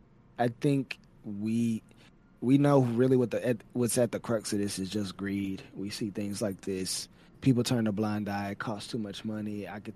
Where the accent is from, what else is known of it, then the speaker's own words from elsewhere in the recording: Texas, United States; also born or lived in Virginia / Tampa, Florida; I'm from Texas. I've been here the majority of my life. I've lived in Virginia. I've lived in Tampa, Florida.